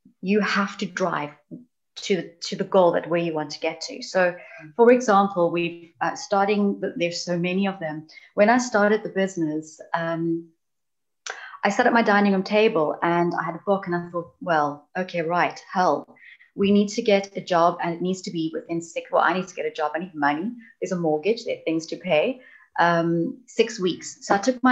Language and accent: English; South Africa; accent: South African; now in United Kingdom; You can hear I'm South African, I'm obviously not British. So I grew up in an environment that was rather challenging in the sense of unemployment rates.